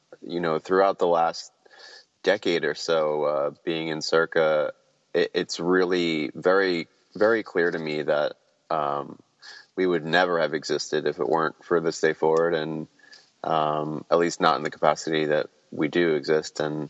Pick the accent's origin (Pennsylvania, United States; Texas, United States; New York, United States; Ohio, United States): Pennsylvania, United States; also born or lived in Abington; I was born in Abington, Pennsylvania, and that's like, you know, right outside of, Philly and kind of like bordering on the suburbs area.